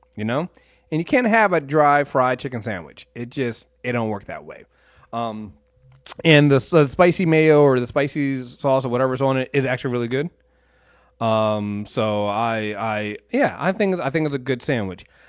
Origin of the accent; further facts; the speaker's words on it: Maryland, United States; I'm from Maryland